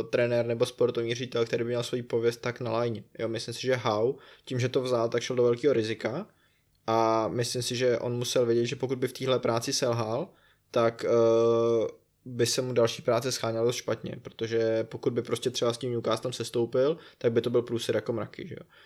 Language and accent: Czech; South Bohemian Region, Czechia; já jsem z Jižní Čech.